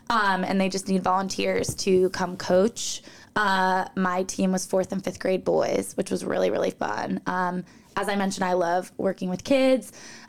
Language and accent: English; Newton, Massachusetts, United States; So, yes, I'm from the suburbs of Boston, Massachusetts, lived there most of my life.